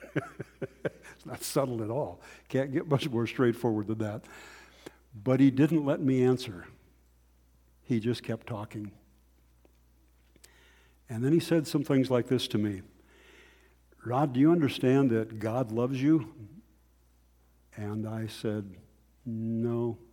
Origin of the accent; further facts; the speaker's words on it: North Dakota, United States; I grew up in North Dakota